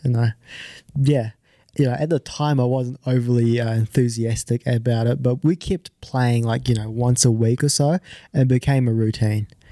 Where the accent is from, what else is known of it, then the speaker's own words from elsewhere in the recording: New Zealand; also born or lived in Japan; I'm originally from Japan, um, but I moved over when I was five. So, I've played all, I, I started golf when I was ten. So, I've played all my golf in New Zealand